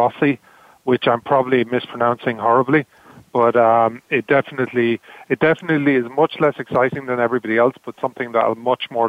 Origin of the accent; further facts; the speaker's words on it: Ireland; being an Irishman